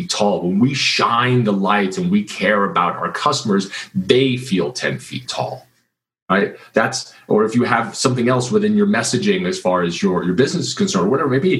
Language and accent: English; Kansas, United States; I grew up in Kansas